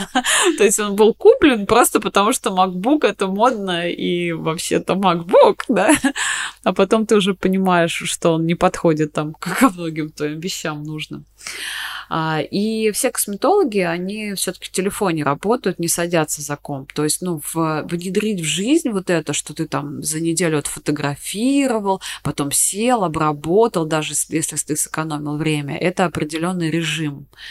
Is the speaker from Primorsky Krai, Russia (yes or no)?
no; Volgograd, Volgograd Oblast, Russia; мы из Волгограда с тобой, да, из Волгограда